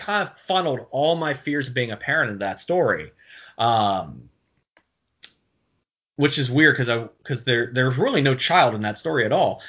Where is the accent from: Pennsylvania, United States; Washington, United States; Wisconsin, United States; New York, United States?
Pennsylvania, United States; Pittsburgh; moved away; I'm from Pittsburgh originally